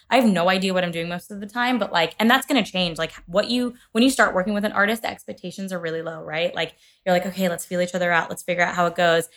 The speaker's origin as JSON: {"language": "English", "region": "Kentucky", "country": "United States", "said": "I'm from Kentucky as well"}